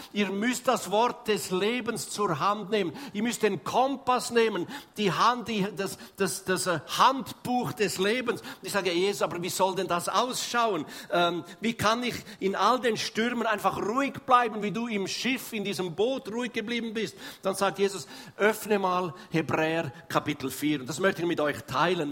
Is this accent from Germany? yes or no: no; Switzerland; Wir sind echte Schweizer